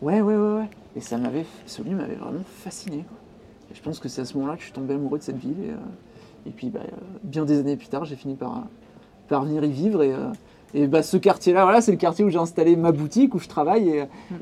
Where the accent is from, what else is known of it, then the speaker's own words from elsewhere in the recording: Pacy-sur-Eure, Eure, Normandy, France; also born or lived in Courbevoie; now in Rouen, France; j'ai grandi à Passy-sur-Orgue, qui est en gros une ville de, de l'Eure, qui est entre entre Rouen et Paris